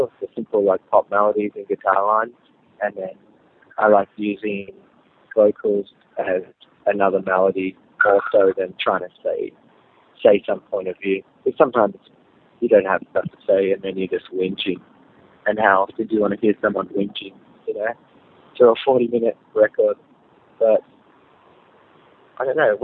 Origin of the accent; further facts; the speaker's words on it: Australia; I definitely have an Australian sound, because we are from Australia